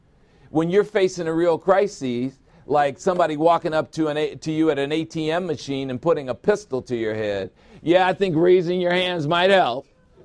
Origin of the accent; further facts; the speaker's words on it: Chicago, Illinois, United States; I'm from Chicago.